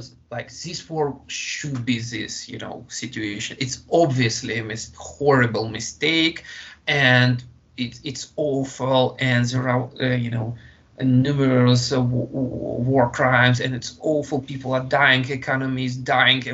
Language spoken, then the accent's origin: English; Russia; moved away as an adult; I was born in Russia. Yeah. I was raised in Russia. I graduated from school, from university. Yeah. I got married. I had my own child there.